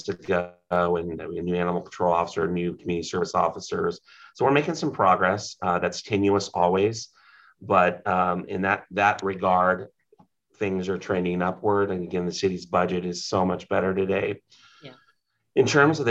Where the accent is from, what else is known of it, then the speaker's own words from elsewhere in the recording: Humboldt County, California, United States; I was born and raised in Humboldt County.